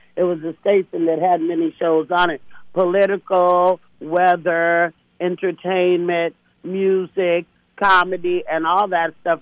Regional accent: Castro Valley, California, United States; also born or lived in Oakland, California / Hayward, California; Then my family moved me and educated me in the white suburbs of Oakland called Castro Valley, California

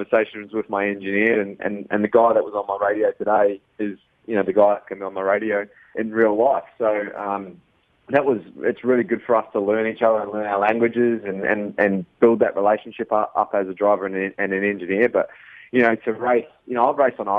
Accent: New Zealand; as a Kiwi

